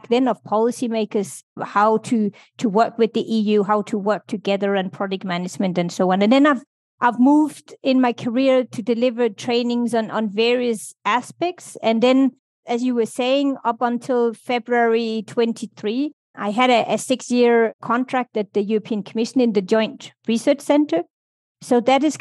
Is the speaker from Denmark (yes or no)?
yes; Denmark; moved away as an adult; also born or lived in United Kingdom / Brussels, Belgium; I grew up in Denmark